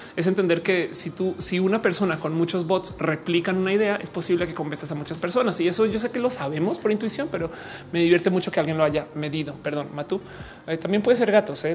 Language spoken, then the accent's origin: Spanish; Mexico; also born or lived in Colombia; yo soy mujer mexicana